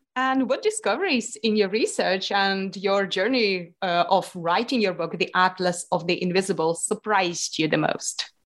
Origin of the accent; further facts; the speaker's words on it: Lithuania; I grew up in Lithuania, okay. which is on the east part of uh, the Europe.